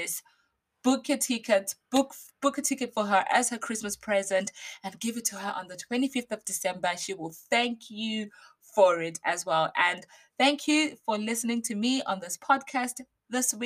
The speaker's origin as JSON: {"language": "English", "town": "Basingstoke", "region": "South East England", "country": "United Kingdom", "tie": "born or raised there", "said": "if you are in Basingstoke, my hometown"}